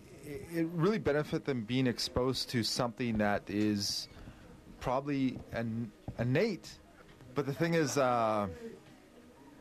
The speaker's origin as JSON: {"language": "English", "area": "North Vancouver Island, Nootka Sound", "region": "British Columbia", "country": "Canada", "tie": "born or raised there", "said": "I grew up on North Vancouver Island, Nootka Sound."}